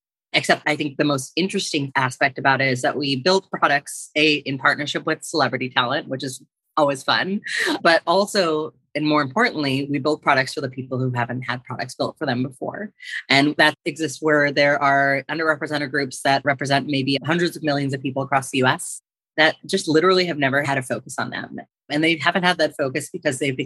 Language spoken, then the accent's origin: English; United States; I grew up on the East Coast between New York and New Jersey